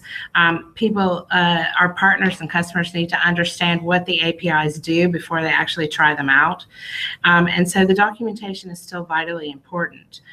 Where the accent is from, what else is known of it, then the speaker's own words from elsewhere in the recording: United States; now in Israel; I'm originally from the United States